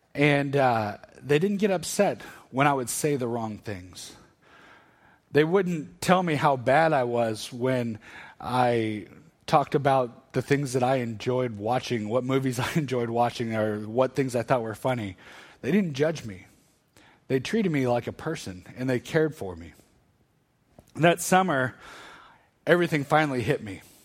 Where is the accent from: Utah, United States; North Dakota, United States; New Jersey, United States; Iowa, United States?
Iowa, United States; Northern; moved away as an adult; also born or lived in Arkansas; I grew up in Northern Iowa, ended up at the University of Arkansas